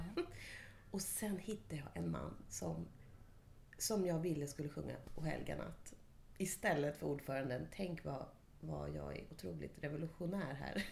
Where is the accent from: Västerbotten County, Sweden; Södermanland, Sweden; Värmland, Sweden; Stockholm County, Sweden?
Stockholm County, Sweden; Stockholm; moved away; jag var från Stockholm